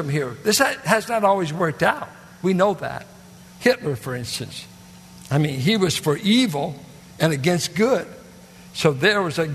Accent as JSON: {"language": "English", "country": "United States", "tie": "born or raised there", "said": "American, I just happened to be born"}